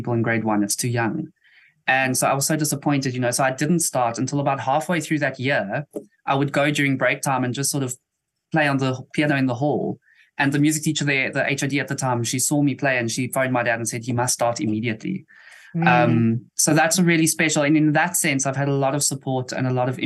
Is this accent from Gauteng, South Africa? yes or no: no; Eastern Cape, South Africa; also born or lived in East London; I've been in the Eastern Cape pretty much my whole life